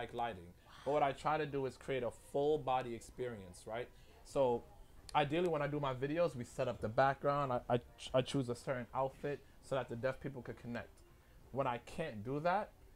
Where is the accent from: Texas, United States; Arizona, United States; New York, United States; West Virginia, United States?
New York, United States; New York City; I'm from Brooklyn